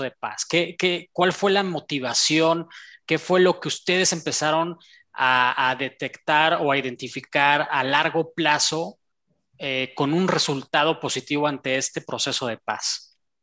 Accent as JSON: {"language": "Spanish", "country": "Mexico", "said": "aquí como, como mexicano"}